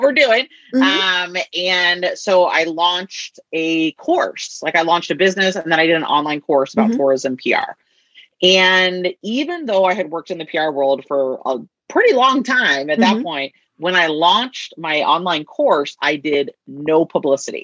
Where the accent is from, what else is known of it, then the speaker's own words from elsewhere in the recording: the Northwest, Pacific Northwest, United States; I'm from the Northwest